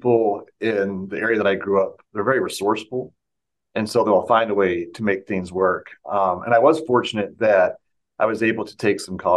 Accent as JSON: {"language": "English", "town": "Brooks", "region": "Kentucky", "country": "United States", "tie": "born or raised there", "said": "I grew up in Bullitt County, Kentucky."}